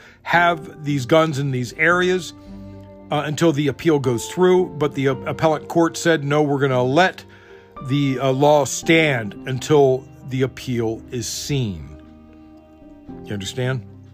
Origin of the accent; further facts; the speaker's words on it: Maryland, United States; my home state of Maryland